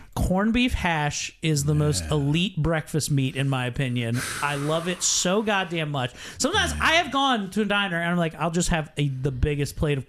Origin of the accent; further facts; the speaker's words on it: Mount Airy, United States; in my hometown, 20 minutes from here, in Mount Airy